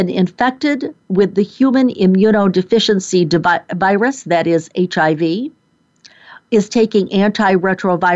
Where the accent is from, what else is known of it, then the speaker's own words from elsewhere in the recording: Rochester, New York, United States; moved away; my hometown of Rochester, New York. No, I'm not there now. But that is certainly where I grew up